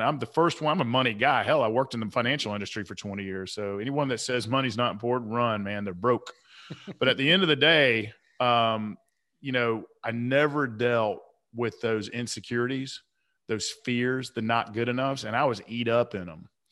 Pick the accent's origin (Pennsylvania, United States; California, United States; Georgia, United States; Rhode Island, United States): Georgia, United States; Atlanta; I grew up on the South side of Atlanta